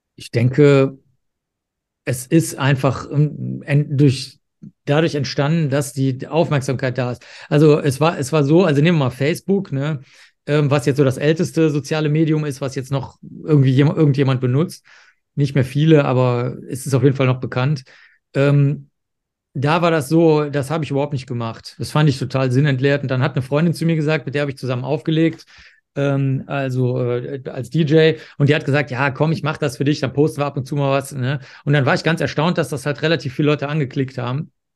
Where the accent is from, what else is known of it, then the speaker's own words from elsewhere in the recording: Cologne, North Rhine-Westphalia, Germany; ich bin ja aufgewachsen in Köln